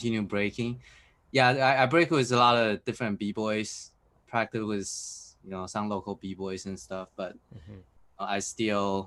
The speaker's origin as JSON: {"language": "English", "town": "North Vancouver", "region": "British Columbia", "country": "Canada", "tie": "born or raised there", "also_born_or_lived": "Taiwan", "second_language": "English", "moved": "as an adult", "lives_now": "Japan", "said": "I originally born in Taiwan. I'm Taiwanese, and I moved to Canada when I was little, and started breaking there"}